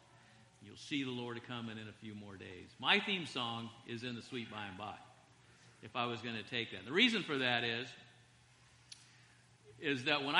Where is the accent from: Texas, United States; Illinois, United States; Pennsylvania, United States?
Texas, United States; Big Spring; I was born in Big Spring, Texas, and I spent probably total 10 years of my life in Big Spring, Texas.